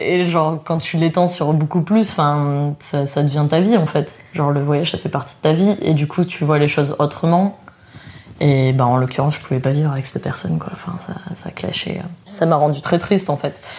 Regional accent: France; moved away as an adult; also born or lived in New Zealand; quand on est français

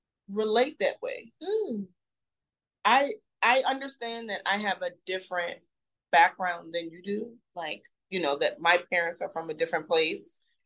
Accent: United States; I am a Black American. I was born and raised in this country.

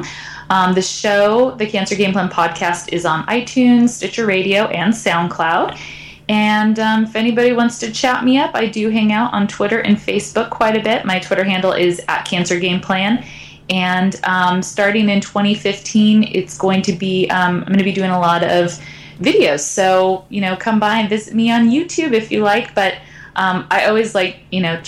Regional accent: United States

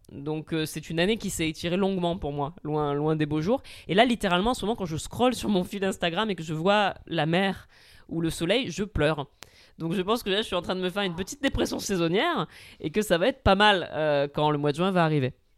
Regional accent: Marseille, Provence-Alpes-Côte d'Azur, France; j'ai grandi à Marseille, que je suis de famille corse

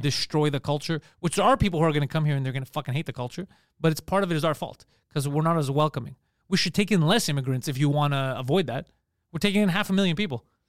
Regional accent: Quebec, Canada; accent: Park X; I'm from Quebec.

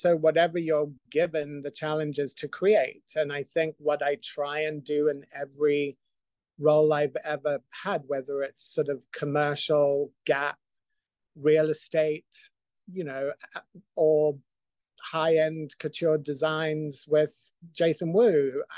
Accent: Zimbabwe; moved away; also born or lived in Scotland; I grew up in Zimbabwe

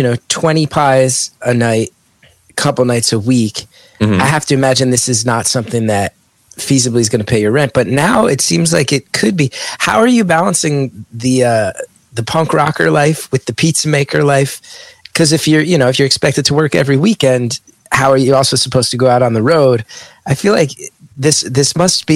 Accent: West Orange, New Jersey, United States; I grew up in the area of West Orange, just below the Eagle Rock Reservation

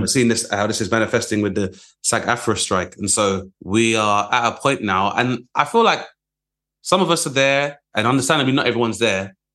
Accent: London, United Kingdom; growing up in Southeast London

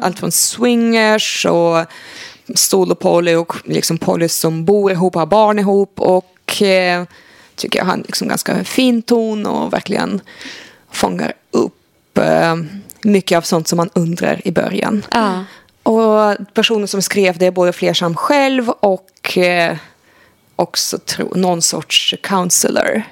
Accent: Sweden; som svensk

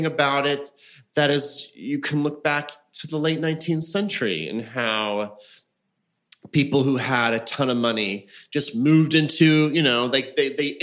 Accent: the Ozarks, Missouri, United States; moved away as an adult; now in New York, United States; I'm from the Ozarks. I was born in Missouri.

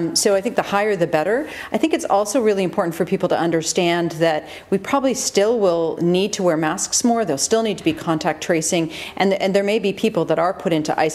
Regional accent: Canada; now in Australia; I'm Canadian

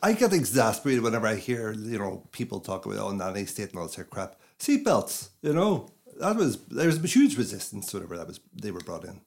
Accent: Derry, Northern Ireland, United Kingdom; moved away as an adult; also born or lived in London, United Kingdom / China; I grew up in Northern Ireland

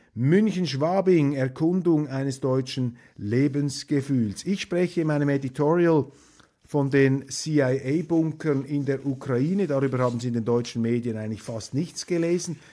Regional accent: Switzerland; Als Schweizer

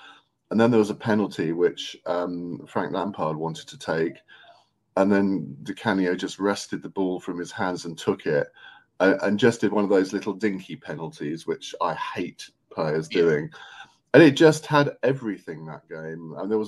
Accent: Saffron Walden, East of England, United Kingdom; I grew up in Saffron Walden near Cambridge.

